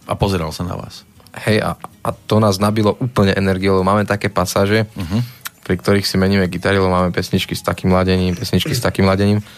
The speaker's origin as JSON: {"language": "Slovak", "town": "Nitra", "region": "Nitra Region", "country": "Slovakia", "said": "my sme z Nitry"}